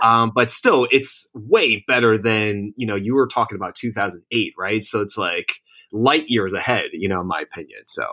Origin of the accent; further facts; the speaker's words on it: New Jersey, United States; also born or lived in Manhattan, New York; I was born and raised in Jersey